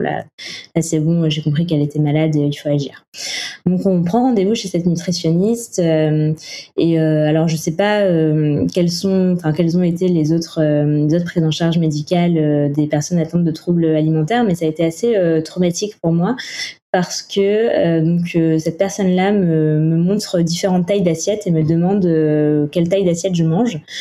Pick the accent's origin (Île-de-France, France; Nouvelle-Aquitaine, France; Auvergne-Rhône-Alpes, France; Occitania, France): Occitania, France; Toulouse; now in Paris, France; je suis originaire de Toulouse et aujourd'hui, euh, je vis, euh, je vis à Paris.